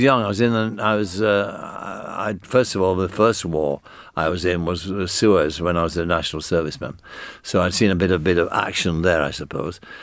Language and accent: English; United Kingdom; accent: northern (Granada Land accent); you had to have an accent like mine to get a job there. I couldn't have got a job at the B B C as a doorman. with my accent